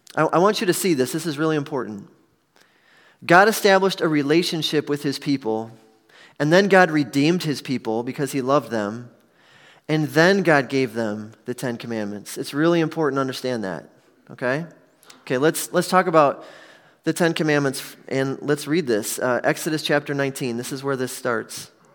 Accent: Milwaukee, Wisconsin, United States; I was born and raised in Milwaukee

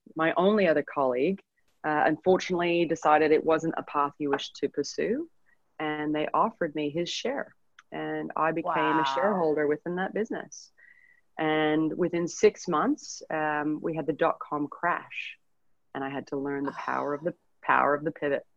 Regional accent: Edmonton, Alberta, Canada; moved away as an adult; now in Sydney, Australia; I'm from Edmonton, Alberta, Canada. So uh, we're both uh, both Canadian, but uh, I'm from the not nicest city in Canada

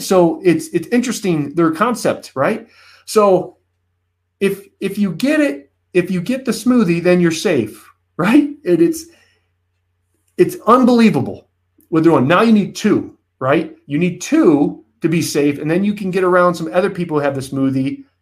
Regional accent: United States; as an American

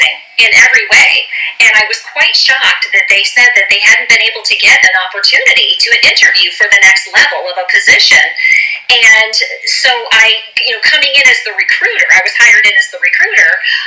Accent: Orange County, California, United States; I'm from Orange County, California

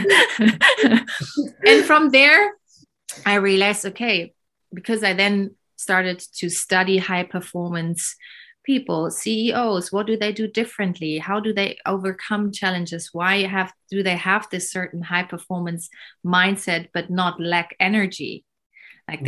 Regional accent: Berlin, Germany; I was born in Berlin in the 80s, early 80s.

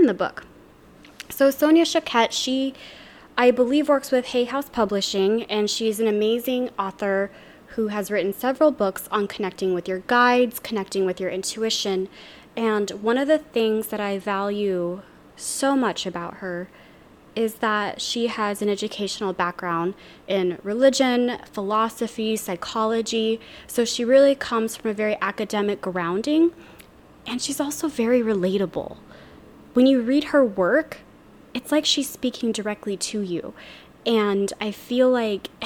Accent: Louisiana, United States; now in Seattle, United States; I live in Seattle, Washington. I'm from Louisiana originally

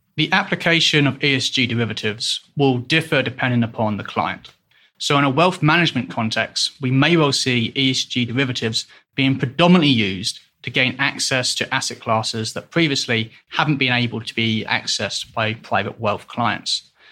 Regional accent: England, United Kingdom; moved away as an adult; also born or lived in Hong Kong; now in Switzerland; originally I am from England, but I've left the country in two thousand and twelve to live in both Hong Kong and Switzerland.

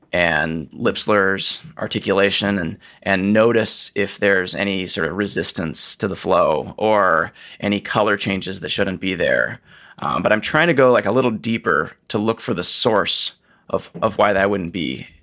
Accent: Atlanta, Georgia, United States; moved away as an adult; also born or lived in Minnesota / Houston / Oregon / San Francisco; now in Pittsburgh, United States; I'm from Atlanta

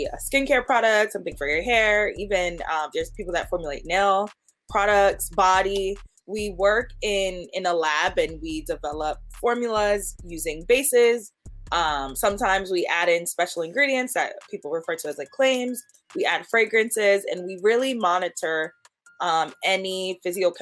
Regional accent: Linden, New Jersey, United States; I actually grew up in Linden, New Jersey, and I still live here. So Jersey girl all the way

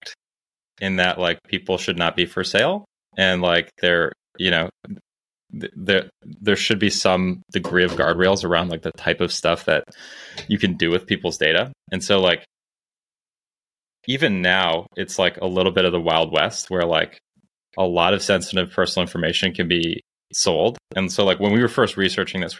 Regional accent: Toronto, Ontario, Canada; moved away as an adult; also born or lived in Cambridge, Massachusetts / Silicon Valley; now in Santa Barbara, United States; I born and raised in Toronto, Canada

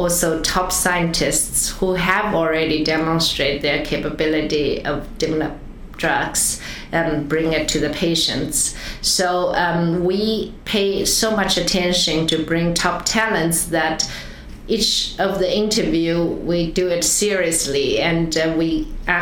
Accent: China; moved away as an adult; also born or lived in Switzerland; now in United States; growing up in China, after college, come to US, now close to 30 years

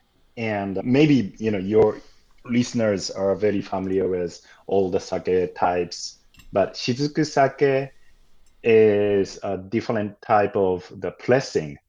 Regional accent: Tokyo, Japan; also born or lived in Bushwick, New York; now in New York, United States; I'm originally from Tokyo, a part of Tokyo called Koenji

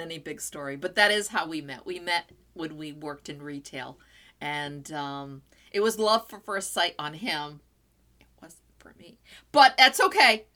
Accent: São Miguel, Azores, Portugal; accent: São Miguel; I'm from San Miguel

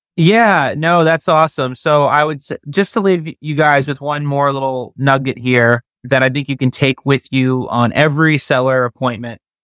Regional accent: Florida, United States; also born or lived in New York; I was born in New York, but I've been living in Florida since I was twelve.

